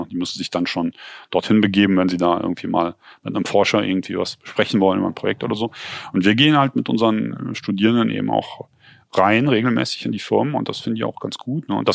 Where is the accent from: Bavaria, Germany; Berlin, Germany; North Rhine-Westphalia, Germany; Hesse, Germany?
North Rhine-Westphalia, Germany; Cologne; Ähm, weil, naja, bei uns in Köln wird auch viel produziert, aber das Großteil sind halt Filme, ne?